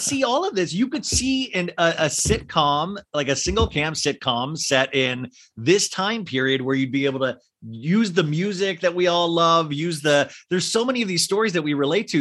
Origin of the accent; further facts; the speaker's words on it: Kansas, United States; I grew up in Kansas